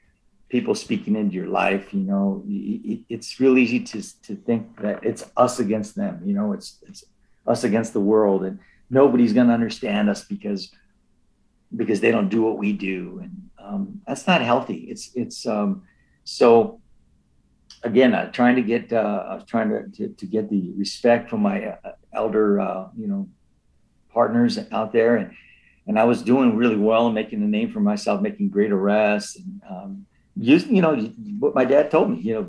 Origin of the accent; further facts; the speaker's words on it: Los Angeles, California, United States; the community that I was born in East